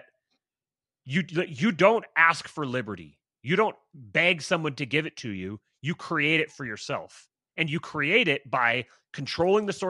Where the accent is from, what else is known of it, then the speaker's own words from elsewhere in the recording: Bremerton, Washington, United States; I grew up in Bremerton, Washington